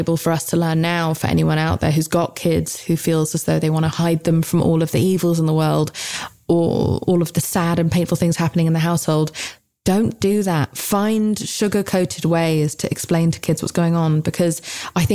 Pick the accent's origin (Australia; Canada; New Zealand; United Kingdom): United Kingdom; I'm British